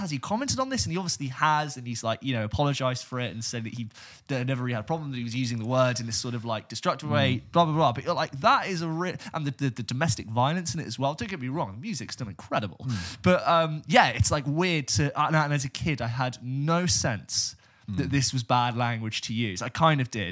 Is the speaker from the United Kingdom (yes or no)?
yes; England, United Kingdom; We're also English and we watch films in English